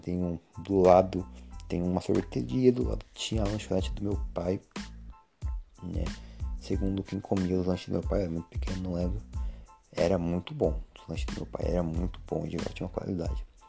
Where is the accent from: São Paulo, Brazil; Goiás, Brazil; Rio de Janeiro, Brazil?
São Paulo, Brazil; São Carlos; moved away as an adult; now in Porto Ferreira, Brazil; Eu vivo em Porto Ferreira, onde eu nasci, mas fui criado na cidade de São Carlos, inclusive me considero são carlense